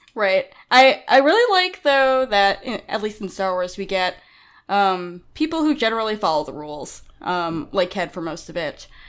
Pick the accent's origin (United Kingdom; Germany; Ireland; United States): United States; New York; I'm from New York